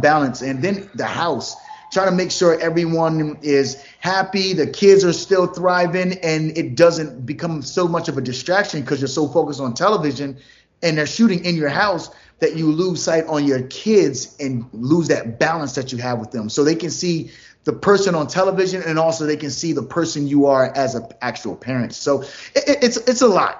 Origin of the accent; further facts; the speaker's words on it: New Jersey, United States; now in Atlanta, United States; I'm from New Jersey originally. Now we live in Atlanta